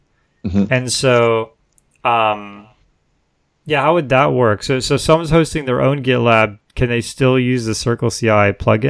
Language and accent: English; Toronto, Ontario, Canada; I'm also from Toronto, so I'm a big hockey fan.